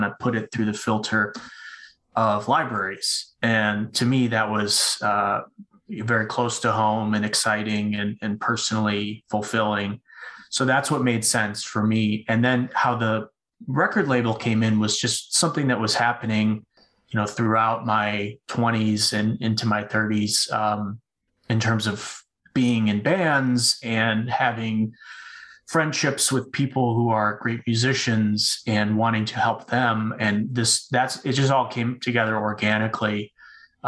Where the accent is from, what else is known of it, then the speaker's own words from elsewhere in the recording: Chicago, Illinois, United States; I'm from Illinois, the Chicago area